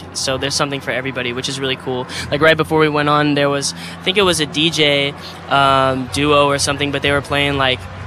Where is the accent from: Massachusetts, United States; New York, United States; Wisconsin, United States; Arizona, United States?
Arizona, United States; I'm from Arizona